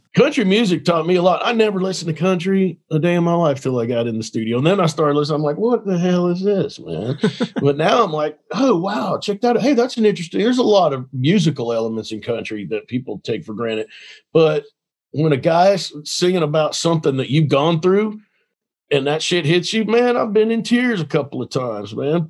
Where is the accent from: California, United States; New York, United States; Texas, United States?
Texas, United States; Dallas; I grew up in Dallas.